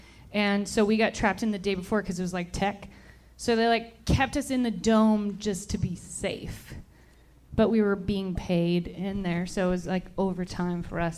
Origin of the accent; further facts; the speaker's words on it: Toronto, Ontario, Canada; now in United States; I'm originally from Toronto, Canada.